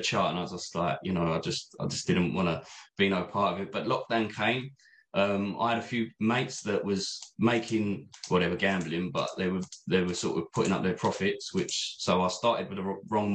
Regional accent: Essex, East of England, United Kingdom; I'm from Essex, as you can probably tell

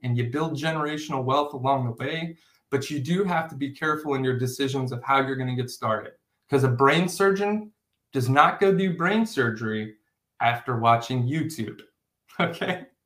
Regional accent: O'Fallon, Missouri, United States; I come from O'Fallon, Missouri. That's wherever I, that's where I grew up

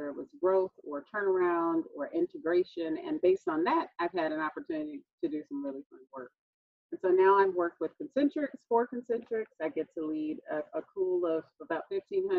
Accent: Texas, United States; I'm a native Texan, also known as a Southerner

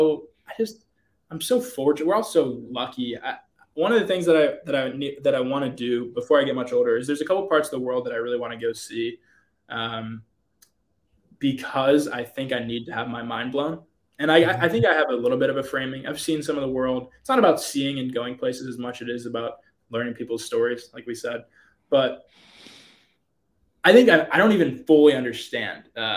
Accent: outside of Pittsburgh, Pennsylvania, United States; also born or lived in Michigan; we grew up outside of Pittsburgh

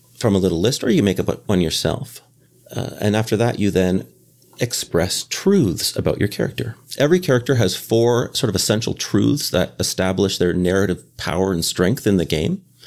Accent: Canada; moved away as an adult; now in Boston, United States

